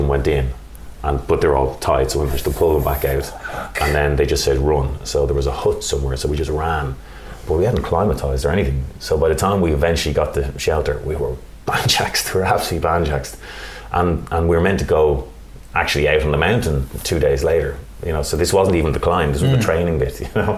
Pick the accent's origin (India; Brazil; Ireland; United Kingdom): Ireland; we're Irish.